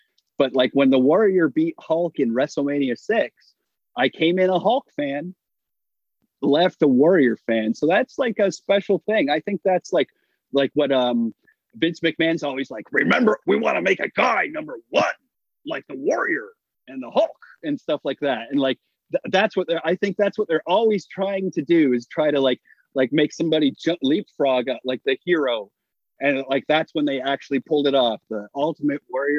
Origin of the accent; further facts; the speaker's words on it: Hamilton, Ontario, Canada; my hometown, Hamilton, Ontario